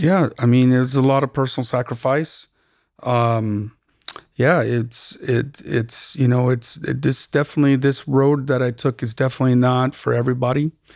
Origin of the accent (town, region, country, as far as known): Tucson, Arizona, United States; born or raised there; moved away as an adult; also born or lived in Austin / New York; now in Los Angeles, United States